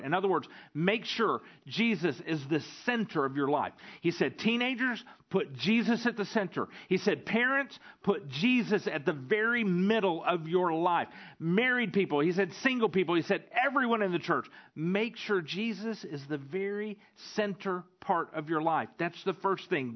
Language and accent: English; the South, United States; now in Stuttgart, Germany; growing up in the South